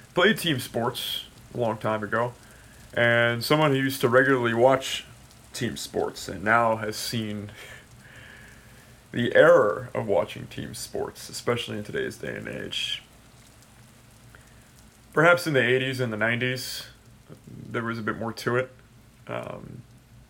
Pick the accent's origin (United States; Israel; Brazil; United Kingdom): United States; San Francisco Bay Area, California; I am from the San Francisco Bay Area